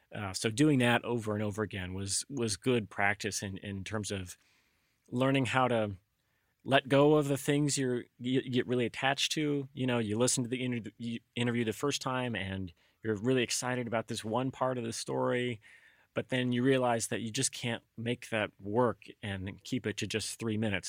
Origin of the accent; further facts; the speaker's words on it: Alabama, United States; now in Concord, United States; I grew up in Alabama